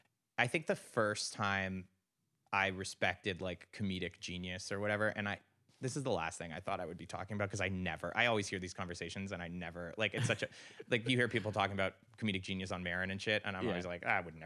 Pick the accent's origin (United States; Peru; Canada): Canada; I just think you should know at this point that I'm Canadian.